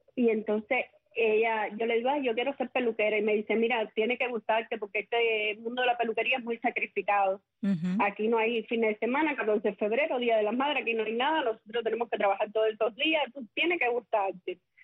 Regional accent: Manacas, Villa Clara, Cuba; mi niñez en Manacas era un pueblito, es un pueblito eh, pintoresco, un pueblito

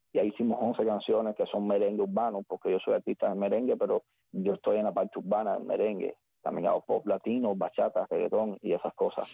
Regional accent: Güines, Mayabeque, Cuba; moved away as an adult; Nací en Cuba, como bien dice, eh, en un municipio de la antigua provincia de Habana que se llama Wines, es un municipio de, campo. Entonces soy de allí

